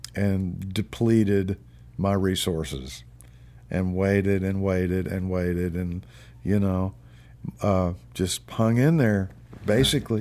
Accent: Memphis, Tennessee, United States; moved away as an adult; now in Nashville, United States; I came to Nashville from Memphis, which is my, that's where I'm from.

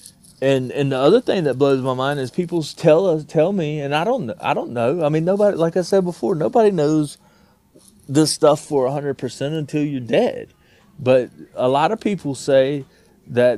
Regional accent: North Carolina, United States; we're both from North Carolina

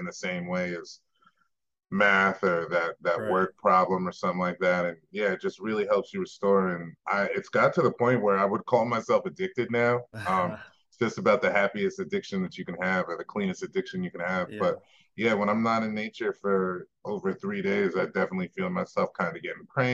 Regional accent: New York, United States; moved away as an adult; now in Colorado, United States; I'm from New York originally. I moved here about 8 years ago

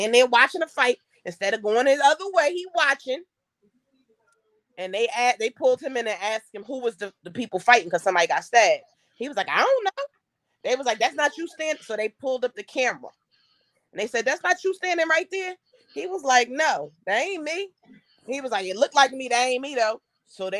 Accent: New Jersey, United States; I'm from New Jersey

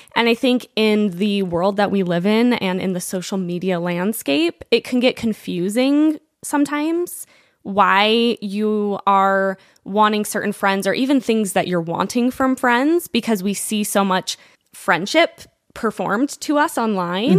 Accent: Provo, Utah, United States; we grew up in Provo, we all went to high school together

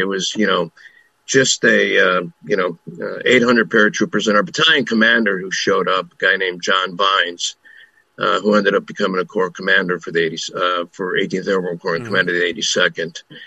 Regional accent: Chicago, Illinois, United States; I was born and raised in Chicago.

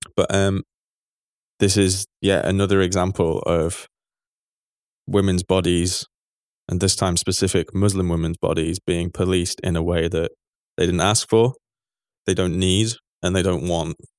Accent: England, United Kingdom; as an Englishman

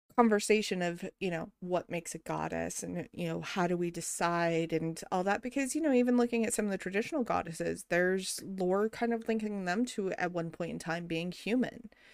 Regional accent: New Mexico, United States; moved away; growing up in New Mexico

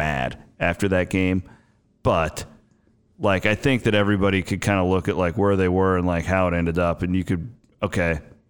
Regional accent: Iowa, United States; They loved the fact that I was from Iowa, like hanging out with these guys.

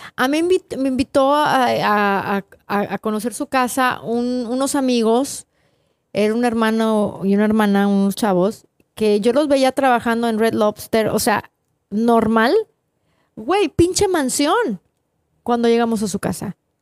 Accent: Tampico, Tamaulipas, Mexico; now in United States; yo crecí en Tampico

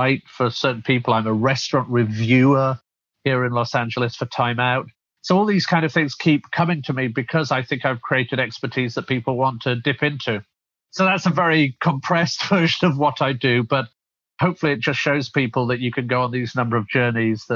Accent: Rotherham, Yorkshire and the Humber, United Kingdom; moved away as an adult; also born or lived in London; now in United States; originally, as you can probably tell from my accent, I'm from the UK, originally brought up in the north of England in Sheffield, in fact, a town called Rotherham, outside of Sheffield

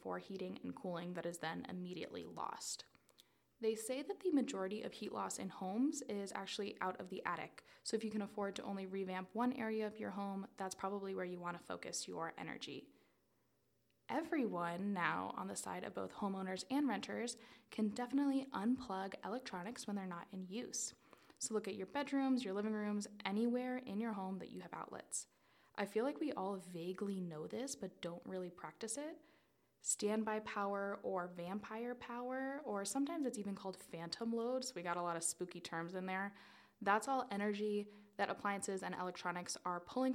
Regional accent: South Florida, United States; moved away; I'm originally from South Florida

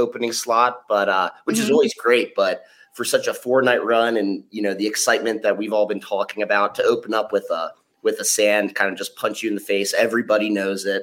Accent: Baltimore, Maryland, United States; I'm from the East Coast, Baltimore

